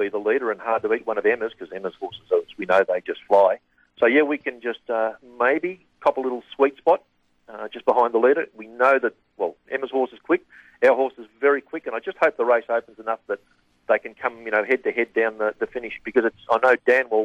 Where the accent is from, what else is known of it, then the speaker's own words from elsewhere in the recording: Numurkah, Victoria, Australia; also born or lived in Bendigo; grew up in Yumurka